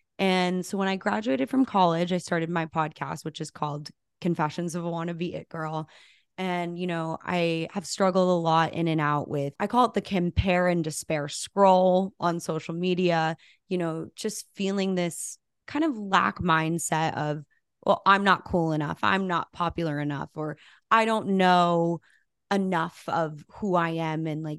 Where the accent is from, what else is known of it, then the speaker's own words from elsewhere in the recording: Albuquerque, New Mexico, United States; moved away as an adult; also born or lived in Los Angeles, California; I grew up in Albuquerque, New Mexico, which is like a very small-ish city. City's a nice word. It's a town. And I moved to LA for college.